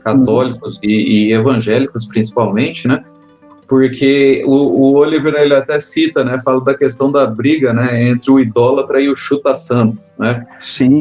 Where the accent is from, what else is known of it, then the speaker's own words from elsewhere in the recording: Londrina, Paraná, Brazil; eu sou de Londrina, no Paraná